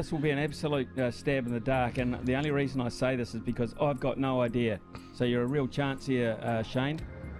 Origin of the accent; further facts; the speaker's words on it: Wellington, New Zealand; when I grew up in Wellington, Petone was one of the rugby areas of Wellington.